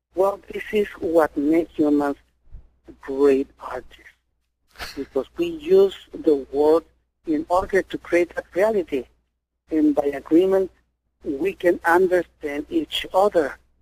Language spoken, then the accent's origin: English; Mexico; I was born in Mexico.